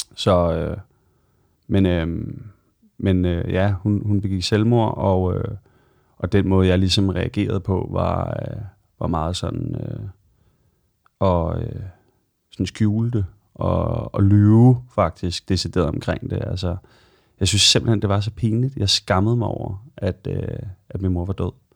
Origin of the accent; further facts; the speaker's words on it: Copenhagen, Capital Region of Denmark, Denmark; also born or lived in London; jeg er født og opvokset i Sydhavn, og har boet i København øh, hele mit liv, bortset fra et år, hvor jeg øh, boede i London.